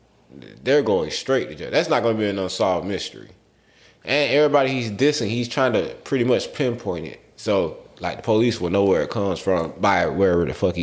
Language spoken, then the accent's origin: English; Georgia, United States; we're from Georgia